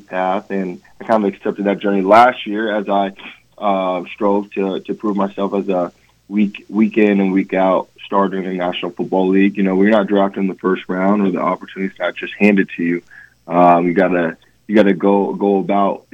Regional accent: Atlanta, Georgia, United States; growing up in Atlanta, I did not grow up a Georgia fan, but I grew up a Falcons fan

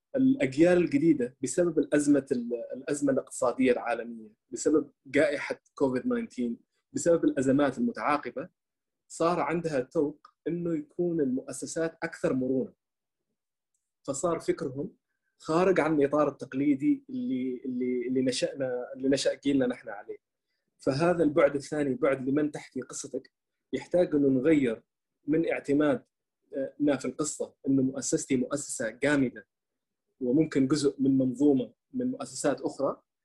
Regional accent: Oman; first language Arabic; نحن في عندنا في عمان

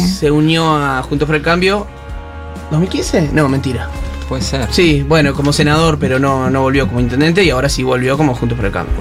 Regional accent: Santa Regina, Buenos Aires Province, Argentina; moved away as an adult; also born or lived in General Villegas; nos criamos en una ciudad muy cerquita ahí, un pueblo de 400 personas llamado Santa Regina

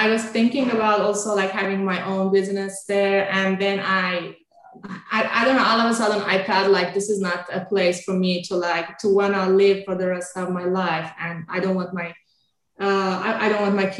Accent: Tabriz, East Azerbaijan, Iran; first language Azerbaijani; English is a second language; moved away as an adult; now in Florida, United States; I did a doctorate of pharmacy at Tabriz University of Medical Sciences in my own hometown.

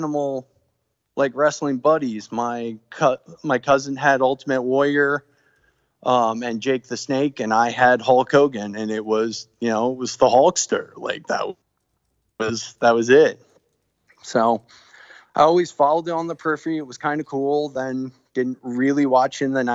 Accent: Texas, United States; moved away; I'm from Texas originally.

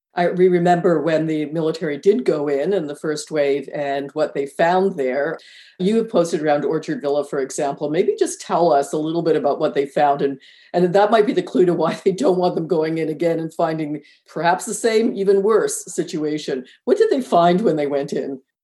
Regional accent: Canada; we're Canadian

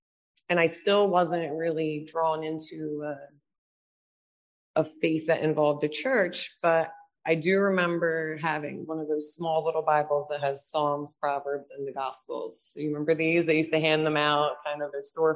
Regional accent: New Jersey, United States; We attended a lot of churches around South Jersey

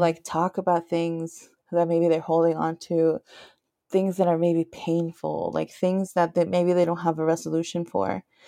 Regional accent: Nevada, United States; moved away as an adult; now in Minneapolis, United States; I grew up in Nevada, in, right by the Sierra Nevadas

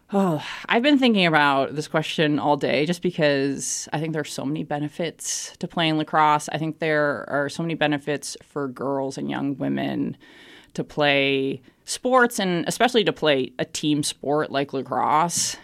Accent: Boston, Massachusetts, United States; moved away as an adult; I'm from Boston, Massachusetts, in the United States. Uh, born and raised there, lived and worked my entire life there

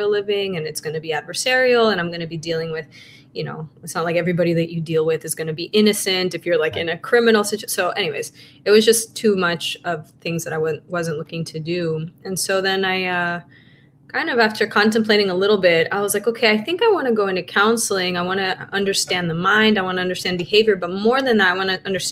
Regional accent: Caracas, Capital District, Venezuela; moved away; also born or lived in United States; I grew up in Caracas, Venezuela, and, we lived between Venezuela and the US

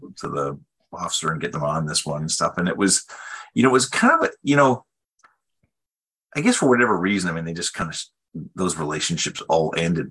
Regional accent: British Columbia, Canada; moved away as an adult; also born or lived in Ottawa / Switzerland; I was actually from British Columbia

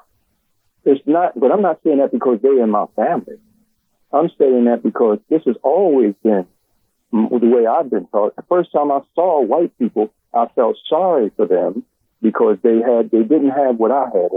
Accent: Philadelphia, Pennsylvania, United States; I was born in South Philly, and I went to murder school and on 5th and 6th Ward and all

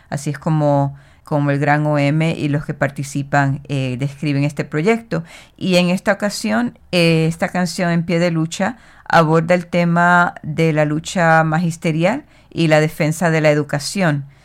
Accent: Puerto Rico; de Boriquén, de la isla de donde yo soy, eh, también conocida como Puerto Rico

